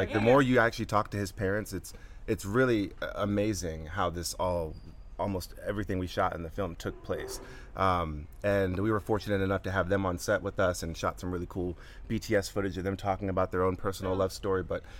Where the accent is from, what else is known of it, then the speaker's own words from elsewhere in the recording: Atlanta, Georgia, United States; So I'm born and raised in Atlanta.